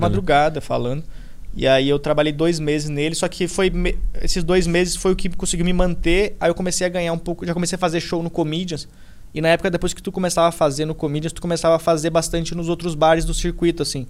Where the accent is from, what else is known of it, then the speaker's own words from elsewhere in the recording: Rio Grande do Sul, Brazil; moved away as an adult; now in São Paulo, Brazil; me mudei pra cá, sou gaúcho, tô morando aqui